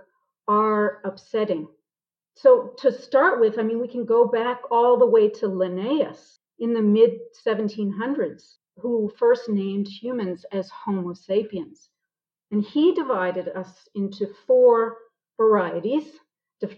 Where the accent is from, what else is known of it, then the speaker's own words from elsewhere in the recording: Boston, Massachusetts, United States; moved away as an adult; now in South Africa; I'm originally from Boston.